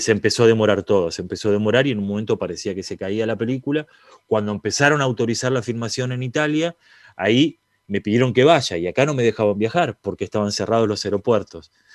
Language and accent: Spanish; Argentina; siendo argentino